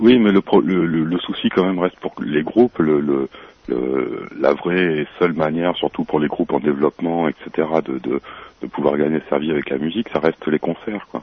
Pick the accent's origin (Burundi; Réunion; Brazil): Réunion; Je suis réunionnais d'origine